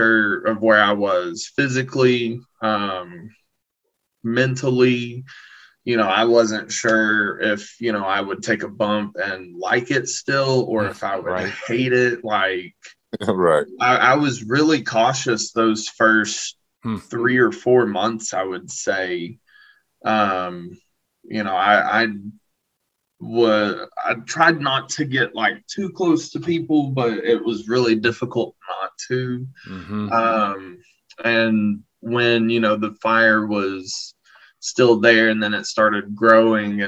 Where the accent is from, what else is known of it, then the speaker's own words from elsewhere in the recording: Southeastern Kentucky, United States; Southeastern Kentucky